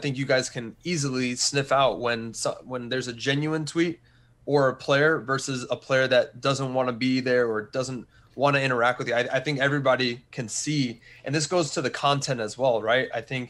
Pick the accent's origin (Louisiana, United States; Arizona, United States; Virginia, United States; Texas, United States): Texas, United States; also born or lived in Wichita Falls / Austin / San Antonio; But Texas is one of the places that I lived the most and where I was born. So I was born in Wichita Falls, so up north.